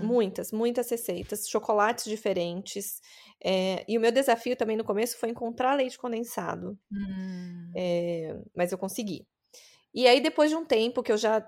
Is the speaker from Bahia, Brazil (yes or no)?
no; interior of São Paulo, Brazil; accent: paulistano (São Paulo capital); moved away as an adult; now in California, United States; Meu sotaque vem de São Paulo. Eu cresci no interior de São Paulo e eu fui para a capital